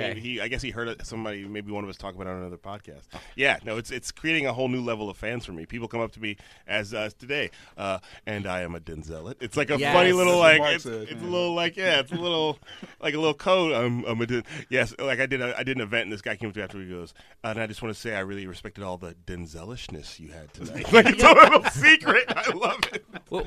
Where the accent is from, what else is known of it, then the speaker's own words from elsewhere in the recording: Chicago, Illinois, United States; also born or lived in Alabama; Chicago and Alabama.